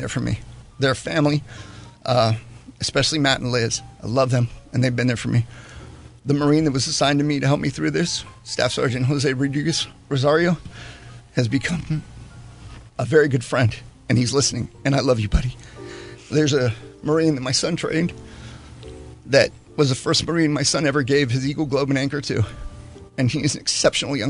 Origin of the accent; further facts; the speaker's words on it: Panama; moved away; when I grew up in Panama